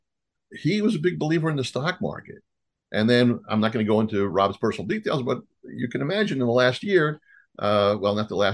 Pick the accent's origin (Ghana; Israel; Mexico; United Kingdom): Israel; moved away; also born or lived in New York; I was born in New York and raised in Israel.